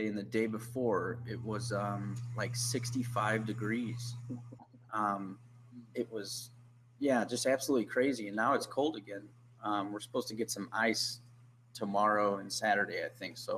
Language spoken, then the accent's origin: English; St. Louis, Missouri, United States; I'm born and raised in St. Louis.